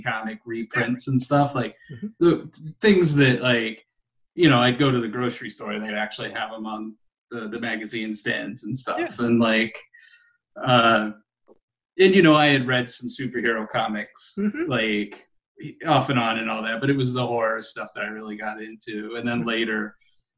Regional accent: Arkansas, United States; I probably spent the largest portion of my time growing up in Arkansas

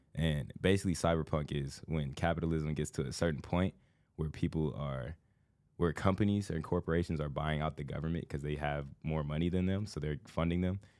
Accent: Indiana, United States; moved away as an adult; now in Los Angeles, United States; I grew up the first, like, thirteen years of my life was, like, a small town

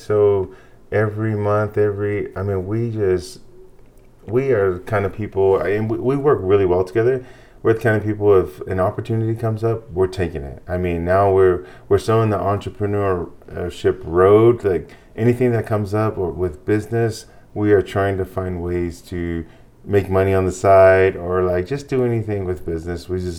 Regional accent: Hawaii, United States; moved away as an adult; also born or lived in New Zealand; now in Idaho, United States; I'm originally from Hawaii.

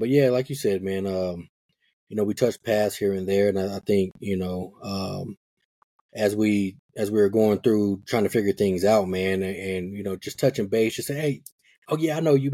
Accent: Denver, Colorado, United States; I grew up in Park Hill

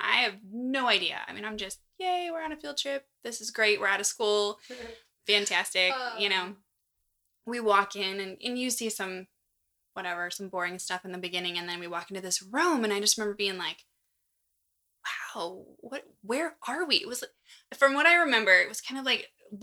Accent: La Porte, Indiana, United States; my hometown of LaPorte, Indiana

